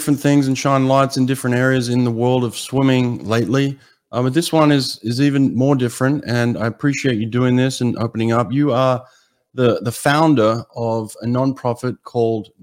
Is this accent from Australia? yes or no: yes; Australia; now in United States; growing up in Australia